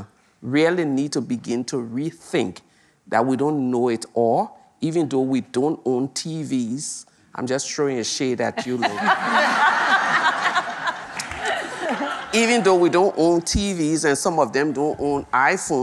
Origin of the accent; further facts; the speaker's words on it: Liberia; our own Liberian story